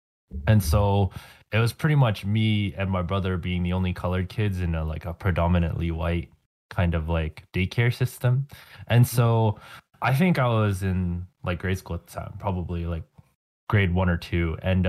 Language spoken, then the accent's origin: English; Calgary, Alberta, Canada; growing up Filipino Canadian is going to be hard, even though I was born here and mm-hmm. like I've been raised in Calgary.